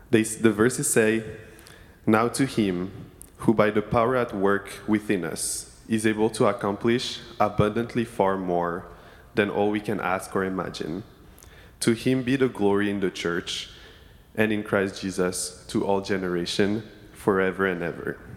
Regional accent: Senegal; now in Berkeley, United States; I grew up in Senegal, West Africa, and, was an inter- and I'm an international student, and have never been in the area.

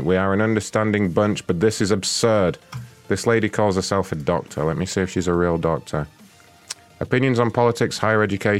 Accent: United Kingdom; I'm from Great Britain, and I'm fairly new at this job, so I know very little about American football

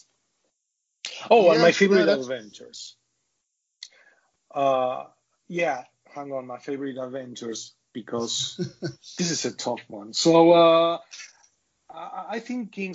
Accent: Argentina; I'm a developer from Argentina

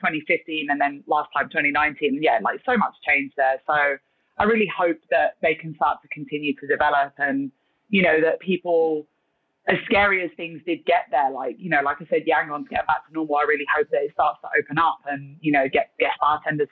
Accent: London, United Kingdom; moved away as an adult; also born or lived in Thailand / South Korea; now in Hong Kong; I'm from London originally

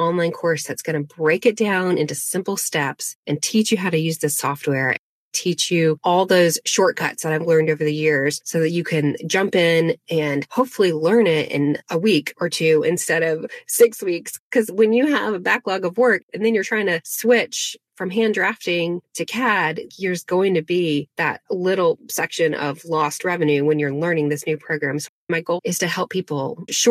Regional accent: Asheville, North Carolina, United States; born or raised there; also born or lived in Arden, North Carolina

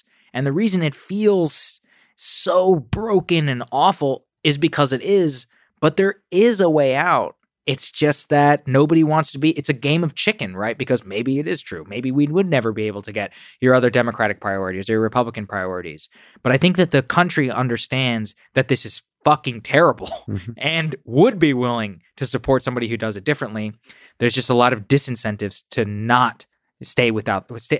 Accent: Texas, United States; all right, I'm from Texas, so that's what I know best.

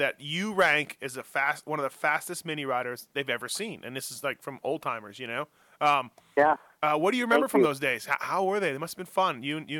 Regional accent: Canada; as a kid growing up in Canada

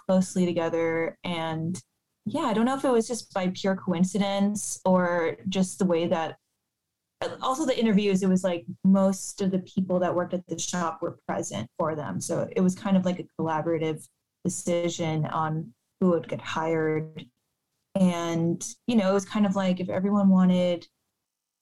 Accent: Miami, Florida, United States; now in Portland, United States; when I was growing up in Miami

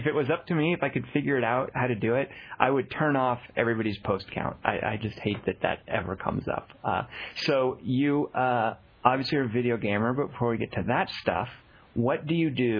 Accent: Arkansas, United States; a fellow who grew up mainly in Arkansas

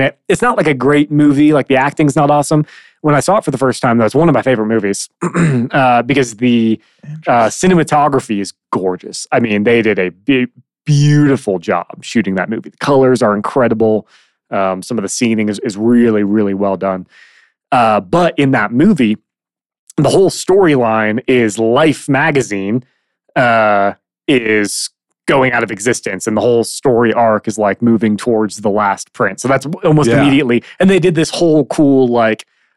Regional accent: Midwest, United States; moved away; I grew up in the Midwest, and we didn't have mountains anywhere near us

